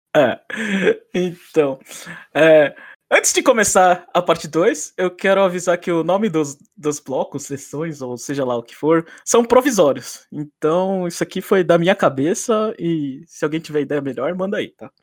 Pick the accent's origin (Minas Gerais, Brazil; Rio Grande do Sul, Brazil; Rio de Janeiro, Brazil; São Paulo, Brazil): São Paulo, Brazil; now in Nagano, Japan; tô morando em Nagano, no Japão, mas eu sou de São Paulo